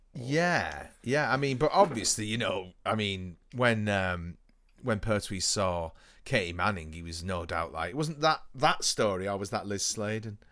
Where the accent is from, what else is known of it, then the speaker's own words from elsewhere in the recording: United Kingdom; we are British